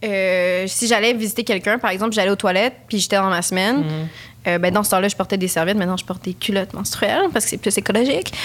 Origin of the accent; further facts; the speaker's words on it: Quebec, Canada; je suis québécoise d'origine chilienne